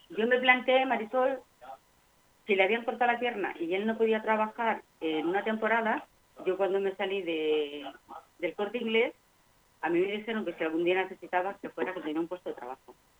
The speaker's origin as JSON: {"language": "Spanish", "region": "Extremadura", "country": "Spain", "tie": "born or raised there", "moved": "yes", "said": "antes en el pueblo en Extremadura"}